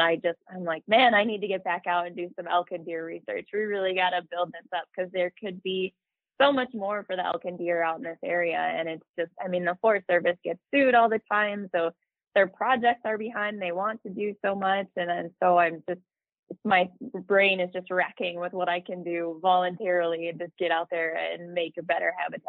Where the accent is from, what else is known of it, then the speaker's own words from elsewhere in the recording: the Lower Thumb area, Michigan, United States; moved away as an adult; now in Montana, United States; So I grew up in Michigan, the Lower Thumb area. I moved out of there when I was 18 and moved out to Montana